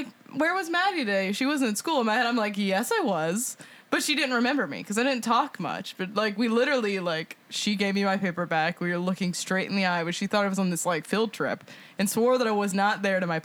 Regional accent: Mississippi, United States; now in Nashville, United States; I'm from Mississippi

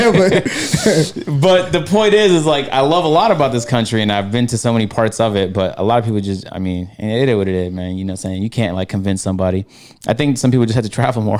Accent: Canada; now in United States; I'm from Canada, so uh, I love Canada with a passion. I'm gonna move back to when I make, when I get my money up

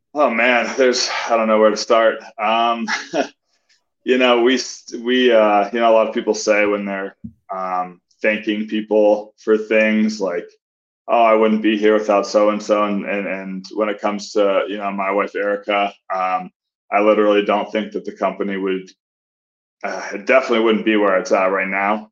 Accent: Colorado Springs, Colorado, United States; I grew up in Colorado Springs

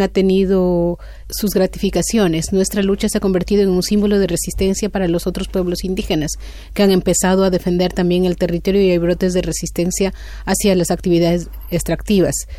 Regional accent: Sarayaku, Pastaza, Ecuador; mi pueblo Sarayacu se sitúa en el centro sur de la Amazonía de Ecuador

